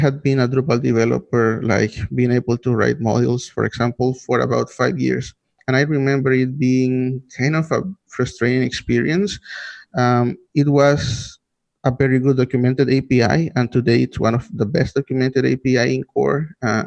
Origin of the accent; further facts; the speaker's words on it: Nicaragua; I am from Nicaragua.